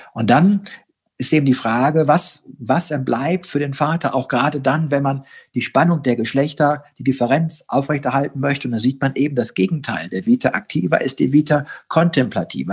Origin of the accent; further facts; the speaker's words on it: Germany; bei uns in Deutschland